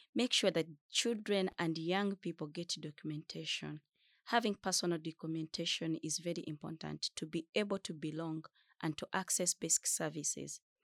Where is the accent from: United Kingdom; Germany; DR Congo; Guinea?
DR Congo; also born or lived in Uganda; now in Stockholm, Sweden; I'm a refugee from Democratic Republic of Congo. I lived in Chakatu refugee settlement in Uganda for five years, currently living in Stockholm, Sweden